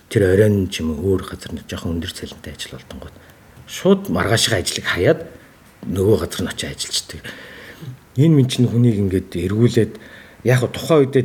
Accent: Mongolia; moved away

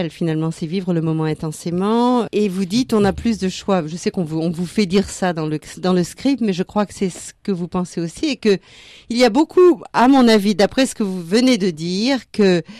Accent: southern France, France; now in Australia; je viens du sud de la France et après deux ans en Australie, ça m'a fait plaisir d'entendre quelqu'un avec un bel accent du sud.

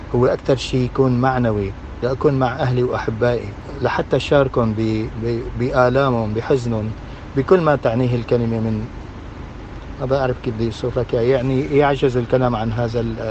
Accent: Latakia, Latakia Governorate, Syria; moved away; عندنا بسوريا

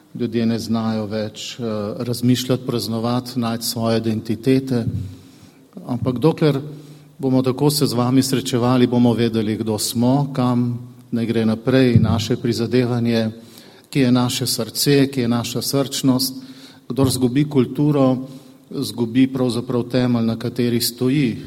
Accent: Slovenia; Mi pri nas doma v Sloveniji

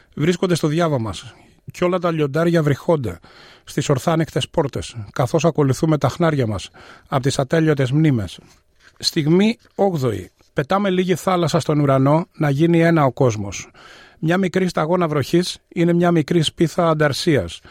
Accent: Athens, Attica, Greece; moved away as an adult; now in Melbourne, Australia; Γεννήθηκα στην Αθήνα πριν ε, σχεδόν 64 χρόνια. Ε, στην Αυστραλία ήρθα το 1992

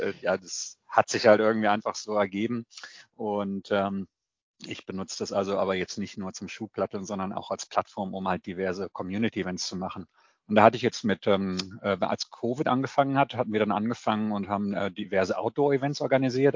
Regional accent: Clausthal-Zellerfeld, Lower Saxony, Germany; moved away as an adult; Ich komme äh, ursprünglich aus dem Harz, aus Kloster-Zellerfeld

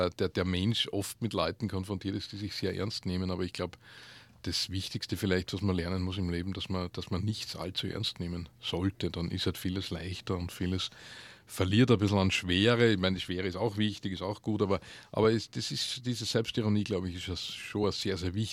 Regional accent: Upper Austria, Austria; ursprünglich bin ich, auch, bin ich aus Oberösterreich. Äh, Oberösterreich ist eine sehr, ja, sehr sprachlose Gegend eigentlich.

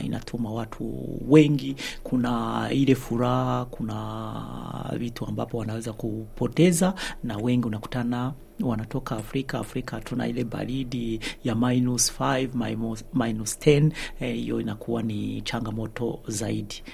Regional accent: Burundi; moved away as an adult; now in Sweden; Mi ni raia wa Sweden lakini natoka Burundi. nishaishi Sweden miaka kumi na moja

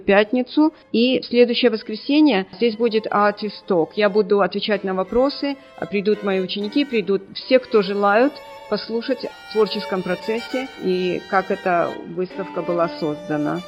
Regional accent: Odesa, Odesa Oblast, Ukraine; now in Melbourne, Australia; Я родом из Одессы

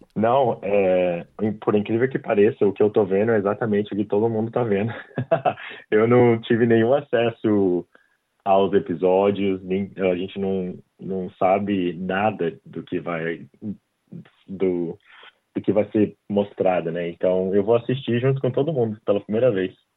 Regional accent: Brazil; moved away as an adult; now in Australia; eu saí do Brasil, eu dava aula de inglês

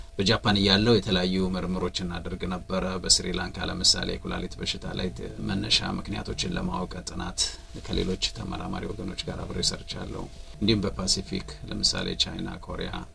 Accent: Dire Dawa, Ethiopia; moved away as an adult; also born or lived in Jimma, Ethiopia / Japan / Adelaide, Australia; now in Australia; በሚባል ቀበሌ ነው ተወልጄ ያደግኩት

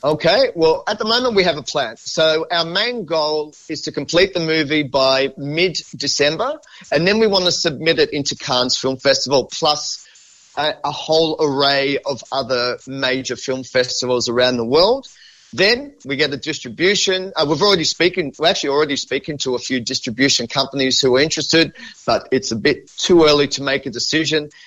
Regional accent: Sydney, New South Wales, Australia; I'm born and bred in Sydney. I've lived here my entire life.

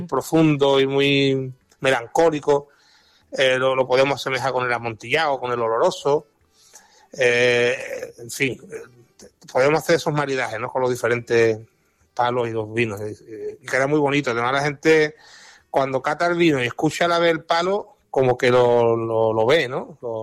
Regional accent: Jerez de la Frontera, Andalusia, Spain; mi tierra, Jerez

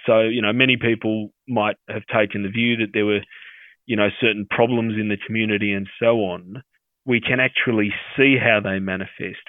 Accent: Sydney, New South Wales, Australia; I grew up in the Australian Armenian community here in Sydney

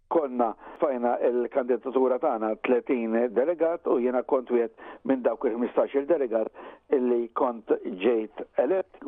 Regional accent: Malta; Jien minn Malta

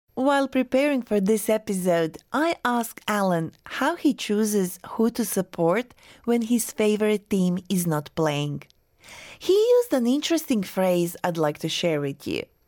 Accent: Croatia; now in Australia; my birth country

